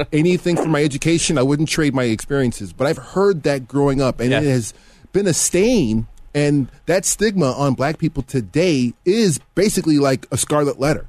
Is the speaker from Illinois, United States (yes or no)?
yes; University Park, Illinois, United States; I grew up in Will County, uh, Mr. Elder. Will County is a southern uh, area in the northern part of Illinois